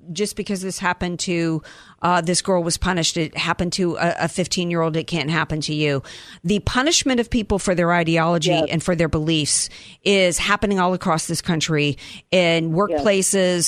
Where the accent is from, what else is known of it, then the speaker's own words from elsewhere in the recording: the South, United States; I grew up in the South